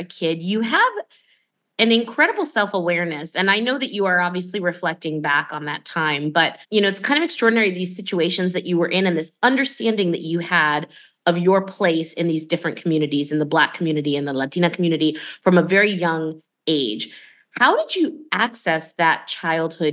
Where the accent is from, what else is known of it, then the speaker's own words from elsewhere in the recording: Miami, Florida, United States; I grew up in Miami, where it's majority Cuban population